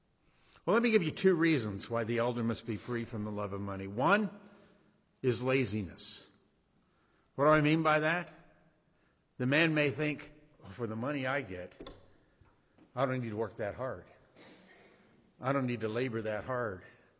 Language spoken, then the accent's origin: English; Indiana, United States; I mean, I want to stand up and say, listen, I'm from Indiana, I'm from Indiana, but we're in their house.